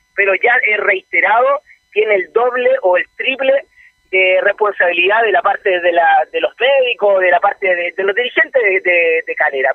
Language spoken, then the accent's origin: Spanish; Chile; nosotros como chilenos